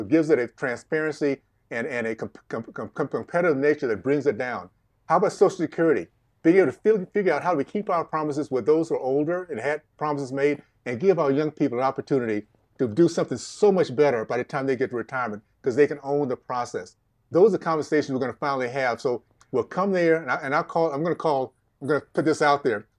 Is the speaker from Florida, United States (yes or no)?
yes; Tallahassee, Florida, United States; In Tallahassee, Tallahassee, Florida, Deep South Tallahassee, days of K K K, Jim Crow, uh, segregation